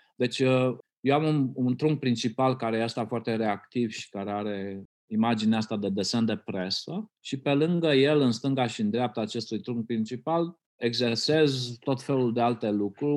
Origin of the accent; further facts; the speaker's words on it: Romania; eu când am crescut în România comunistă